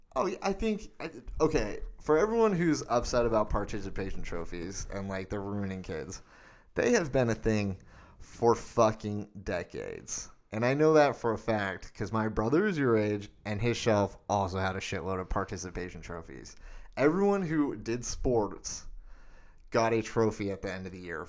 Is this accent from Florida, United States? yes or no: no; Arizona, United States; growing up in Arizona